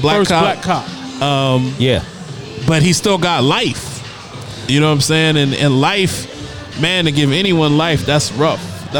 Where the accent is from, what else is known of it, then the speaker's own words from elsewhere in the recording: Trenton, New Jersey, United States; growing up in New Jersey listening to Power 99. Shout out to Power 99 when I listened to it in Trent, New Jersey as a little kid.